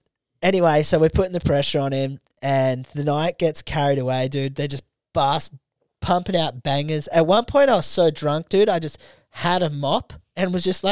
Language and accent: English; Australia; But I'm Australian, though.